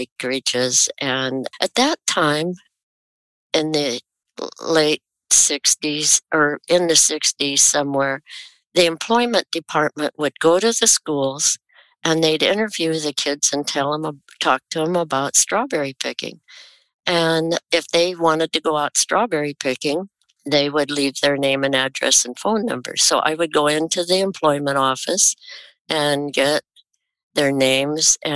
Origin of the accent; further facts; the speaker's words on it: Salem, Oregon, United States; also born or lived in Hays, Kansas; I was born in Hayes, Kansas, to parents and grandparents that were wheat farmers. And we moved to Oregon when I was 5, and I've been here in Salem since then